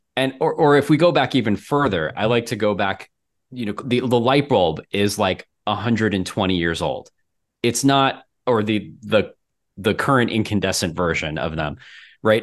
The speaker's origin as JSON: {"language": "English", "region": "Florida", "country": "United States", "moved": "as an adult", "lives_now": "Minneapolis, United States", "said": "I'm from Florida"}